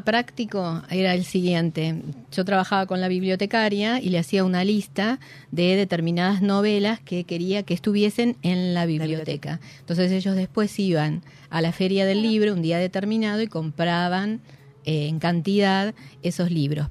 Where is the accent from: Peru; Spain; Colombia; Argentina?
Argentina; Chivilcoy, Buenos Aires Province; yo soy de Chivilcoy